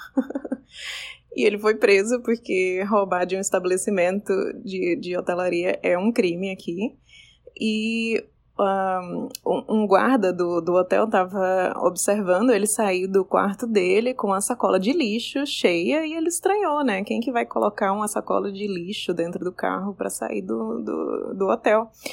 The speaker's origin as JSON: {"language": "Portuguese", "town": "Recife", "region": "Pernambuco", "country": "Brazil", "moved": "as an adult", "lives_now": "Florida, United States", "said": "Eu moro na Flórida há 14 anos, mas sou original de Recife"}